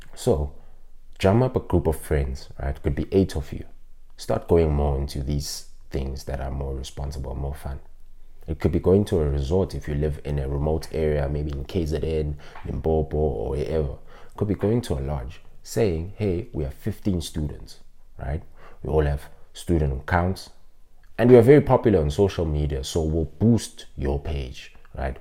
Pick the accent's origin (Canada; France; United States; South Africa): South Africa; I'm from Ekasi, which we call a township